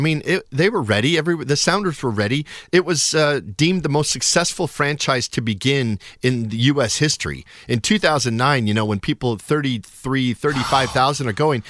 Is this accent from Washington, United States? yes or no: yes; Shoreline, Washington, United States; I grew up in what is now Shoreline. So I grew up in Richmond Beach. Went to Einstein Middle School and Shorewood High School. So North End. Dad is still in the same house 50 years later. So I'm a North End from the North End of Seattle.